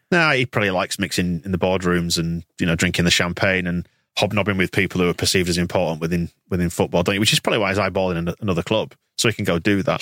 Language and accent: English; Yorkshire and the Humber, United Kingdom; I'm from Yorkshire